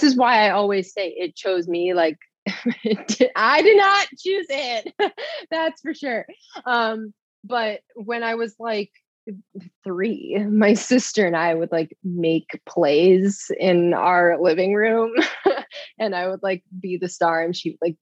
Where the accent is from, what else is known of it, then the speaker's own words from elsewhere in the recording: Burr Ridge, Illinois, United States; I grew up in ye olde Burr Ridge, Illinois. It's like the southwest suburbs of Chicago.